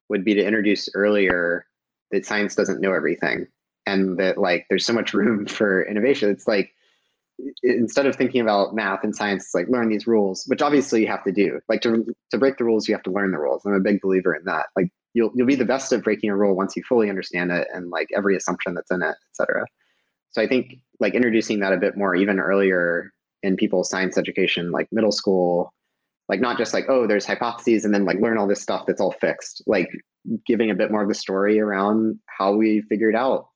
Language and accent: English; Georgia, United States; moved away as an adult; also born or lived in Stanford / Bay Area; I grew up in Georgia and knew nothing about startups